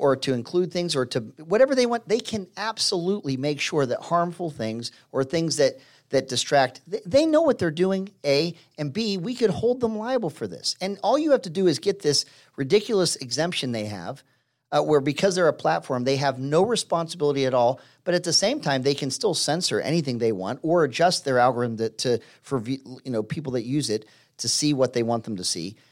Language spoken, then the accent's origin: English; Pittsburgh, Pennsylvania, United States; moved away; where I grew up in Pittsburgh and Pennsylvania